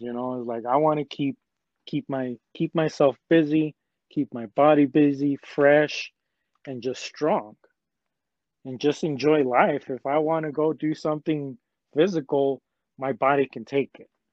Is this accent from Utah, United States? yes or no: yes; Salt Lake City, Utah, United States; I'm a local man. I'm from Salt Lake